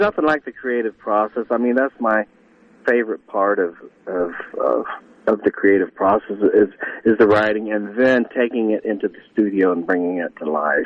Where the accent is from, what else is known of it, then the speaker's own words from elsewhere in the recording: Northridge, Ohio, United States; grew up was actually in Northridge. Like I said, it, it was north of Dayton, so it was a smaller community